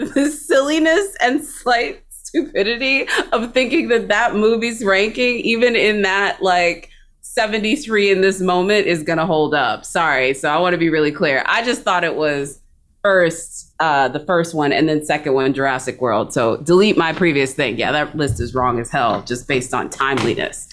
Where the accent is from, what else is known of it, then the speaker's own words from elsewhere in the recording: Texas, United States; as a Texan